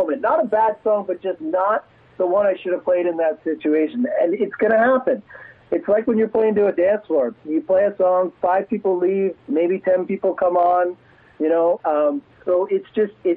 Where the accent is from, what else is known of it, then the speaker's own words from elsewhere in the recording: Ontario, Canada; also born or lived in United States; now in Edmonton, Canada; I was born in the States. I grew up in Ontario, but I was born in the States.